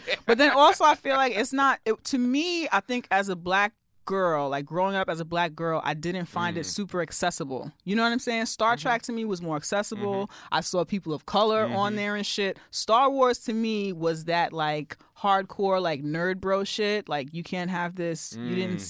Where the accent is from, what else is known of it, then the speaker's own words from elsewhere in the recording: New York, United States; As a New Yorker and somebody that likes all that New York shit